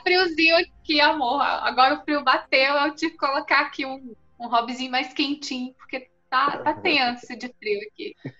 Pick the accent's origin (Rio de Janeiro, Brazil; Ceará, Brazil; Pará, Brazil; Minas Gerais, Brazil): Minas Gerais, Brazil; Jequitinhonha Valley; Eu nasci no, no Vale do Jequitinhonha